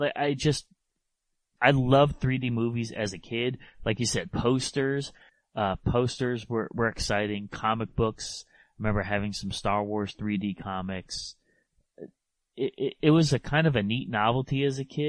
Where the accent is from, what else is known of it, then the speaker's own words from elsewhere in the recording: New England, United States; Growing up in New England